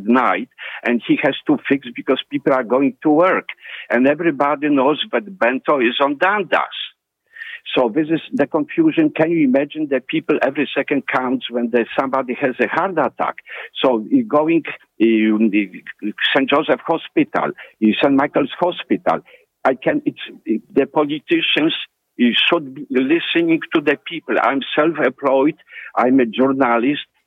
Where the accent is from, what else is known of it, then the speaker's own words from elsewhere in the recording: Poland; now in Toronto, Canada; I'm from Poland